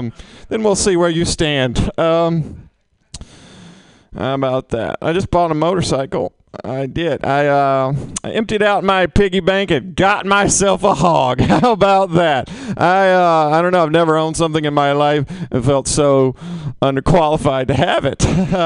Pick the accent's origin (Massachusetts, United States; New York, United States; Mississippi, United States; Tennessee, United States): Mississippi, United States; now in San Francisco, United States; I'm from Mississippi. A lot of stereotypes about people from Mississippi. It's real hard to be in San Francisco right now, which is tough for me because I was raised very liberal.